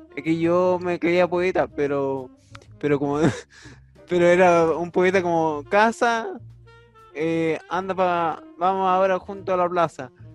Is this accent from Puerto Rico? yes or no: no; Vicuña, Coquimbo, Chile; yo soy de Vicuña